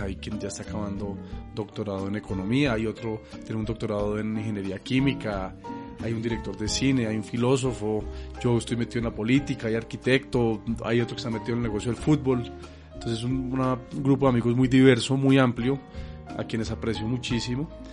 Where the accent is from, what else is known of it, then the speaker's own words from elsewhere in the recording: Bogotá, Colombia; also born or lived in China; soy, nací y crecí en Bogotá, mi familia materna es de Salamina Caldas